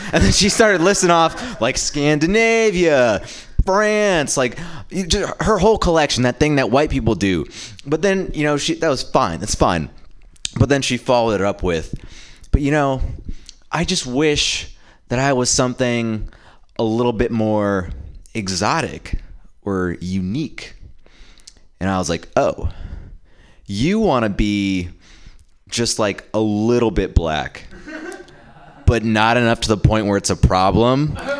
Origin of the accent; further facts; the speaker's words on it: India; And as an Indian man, it's tough because we are squarely in the middle of black people and white people.